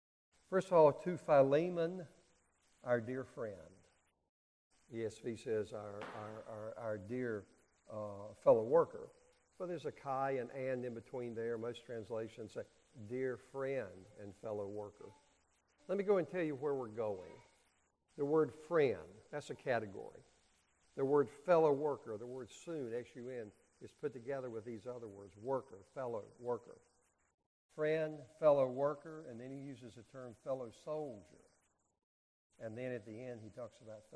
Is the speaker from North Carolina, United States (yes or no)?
yes; North Carolina, United States; I grew up in North Carolina